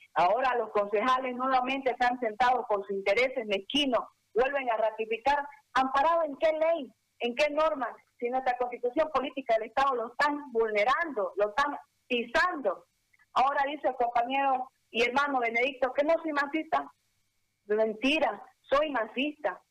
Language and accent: Spanish; Bolivia; como boliviana